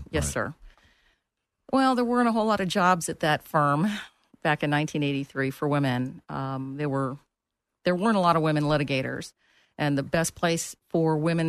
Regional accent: St. Petersburg, Florida, United States; moved away as an adult; also born or lived in Akron, Ohio; now in Orlando, United States; I grew up in St. Petersburg. I was actually born in Akron, Ohio, moved here when I was a child. But I've been here since 1983

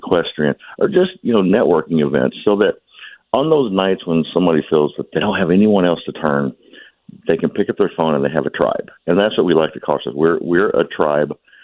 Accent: Kentucky, United States; from my home state of Kentucky

